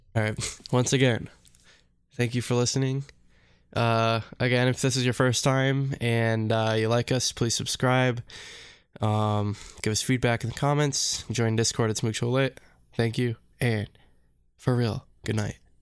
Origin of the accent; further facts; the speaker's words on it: United States; we're American.